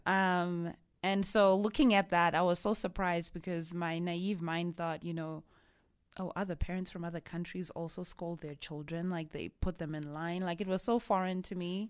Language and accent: English; Harare, Zimbabwe; first language Shona; English is a second language; moved away as an adult; also born or lived in South Africa / England; now in United States; I'm originally from Zimbabwe, in Harare. That's where I grew up